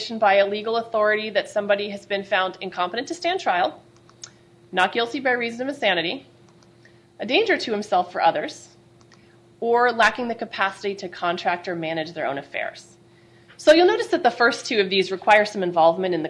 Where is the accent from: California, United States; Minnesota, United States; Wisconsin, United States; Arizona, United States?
California, United States; as a Californian